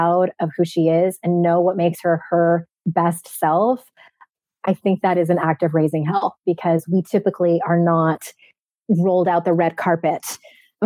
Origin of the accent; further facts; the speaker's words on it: San Diego, California, United States; my hometown of San Diego